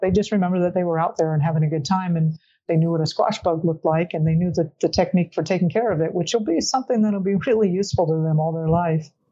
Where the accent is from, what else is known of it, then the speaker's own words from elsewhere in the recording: South Florida, United States; I grew up in Florida